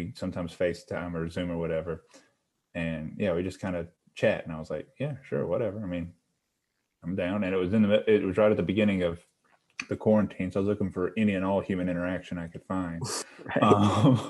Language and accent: English; Southeast, United States; And I'm from the Southeast.